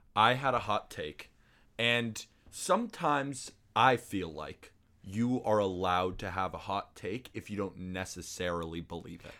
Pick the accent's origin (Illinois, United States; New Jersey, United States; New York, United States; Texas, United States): New York, United States; New York City; growing up in Staten Island